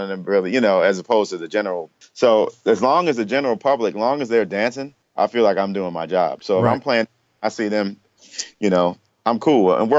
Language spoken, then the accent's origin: English; New York, United States; also born or lived in Washington, D.C.; I'm from New York, so just moving out here. I came here from D.C. I was in college in D.C. and I moved here.